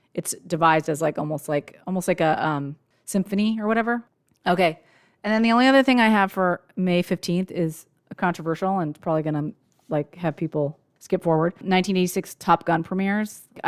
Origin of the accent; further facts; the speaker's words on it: United States; we didn't see them because we're American